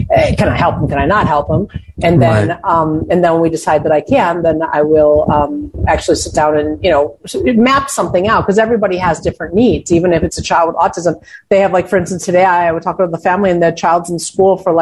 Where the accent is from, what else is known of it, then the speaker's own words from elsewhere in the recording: United States; I grew up in America